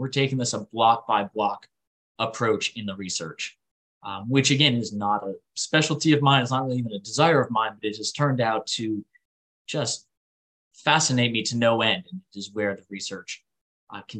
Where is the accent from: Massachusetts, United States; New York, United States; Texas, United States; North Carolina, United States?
New York, United States; Rochester; my hometown of Rochester, New York